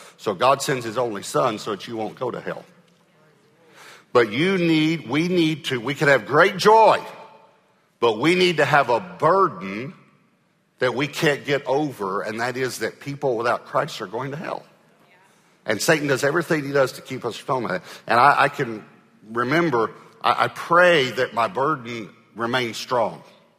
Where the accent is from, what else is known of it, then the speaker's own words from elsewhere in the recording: Texas, United States; I said, I'm from Texas, but I think Utah's one of the prettiest states that I've ever been in.